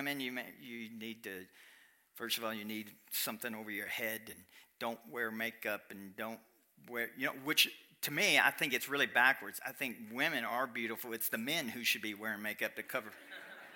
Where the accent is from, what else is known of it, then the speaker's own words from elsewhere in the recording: Kentucky, United States; I'm from Kentucky